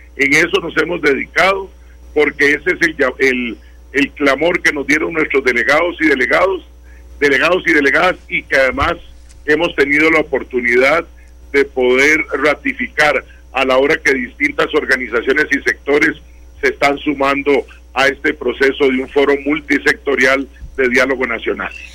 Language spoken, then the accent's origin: Spanish; Costa Rica; todos somos costarricenses